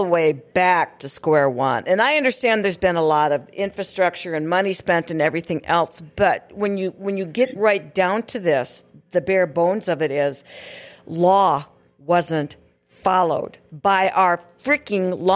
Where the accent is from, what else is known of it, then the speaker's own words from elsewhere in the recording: Hillsboro, North Dakota, United States; currently in my hometown of Hillsboro